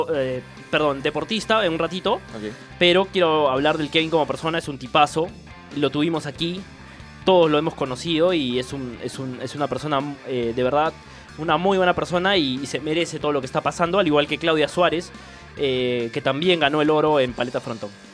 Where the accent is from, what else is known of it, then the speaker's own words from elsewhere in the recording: Peru; como periodista peruano